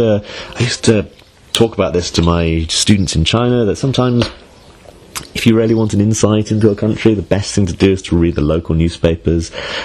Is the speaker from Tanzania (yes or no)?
no; England, United Kingdom; also born or lived in Bedford; now in Hull, United Kingdom; I've only ever lived in my hometown on the south coast, so wasn't exactly a local to the area.